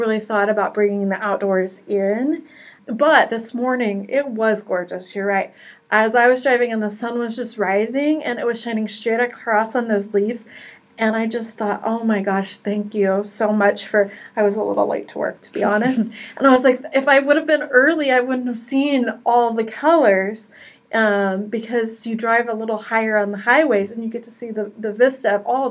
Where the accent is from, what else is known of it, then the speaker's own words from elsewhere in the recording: Wichita, Kansas, United States; I was born and raised in Kansas, so grew up in the Wichita area